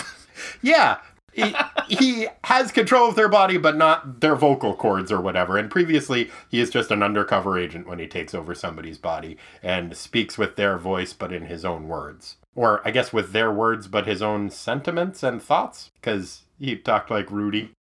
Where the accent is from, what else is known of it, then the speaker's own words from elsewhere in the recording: Maine, United States; accent: Maine; my default accent, which is Maine